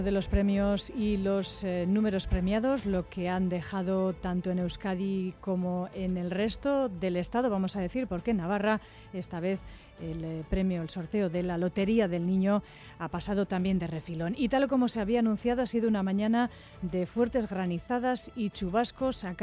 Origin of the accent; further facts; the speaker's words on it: Colombia; la primera vez que vemos la nieve, venimos de Colombia, entonces venimos a conocer y no, espectacular.